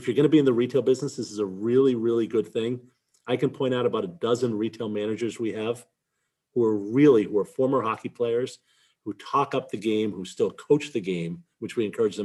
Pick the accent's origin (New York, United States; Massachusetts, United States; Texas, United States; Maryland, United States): Massachusetts, United States; Boston; I grew up in Boston. I've lived here my whole life